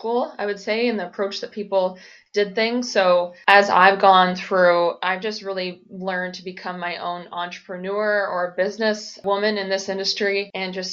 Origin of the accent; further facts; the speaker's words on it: Peterborough, Ontario, Canada; my youth growing up in Peterborough